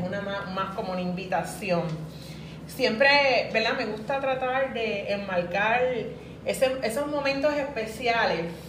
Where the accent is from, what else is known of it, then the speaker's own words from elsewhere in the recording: San Juan, Puerto Rico; moved away as an adult; now in Cidra, Puerto Rico; Soy original de San Juan